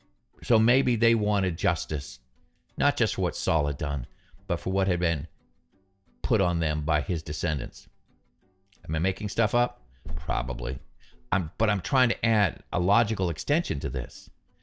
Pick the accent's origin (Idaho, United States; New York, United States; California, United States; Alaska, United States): Alaska, United States; Fairbanks; I grew up in Alaska. I grew up in Southeast Alaska.